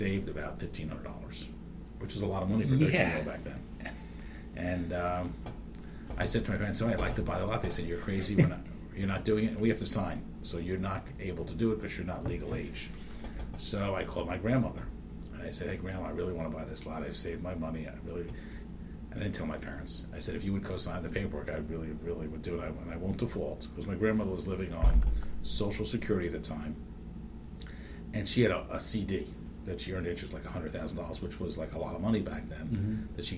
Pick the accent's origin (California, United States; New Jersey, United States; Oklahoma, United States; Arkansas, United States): New Jersey, United States; Fort Lee; now in Philadelphia, United States; I grew up in Fort Lee, New Jersey